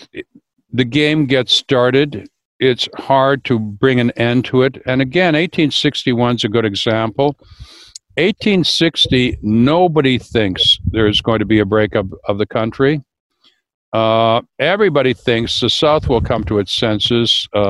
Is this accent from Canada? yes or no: yes; Canada; Well, speaking as a Canadian, I mean, Canada was the first authentically counter-revolutionary state, right?